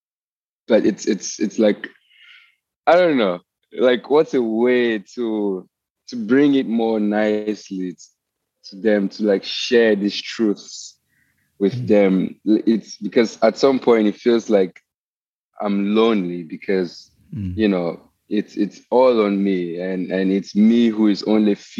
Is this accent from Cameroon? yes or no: yes; Cameroon; moved away as an adult; now in United States; I grew up in Cameroon, which is like in West Africa, and then I came here to the US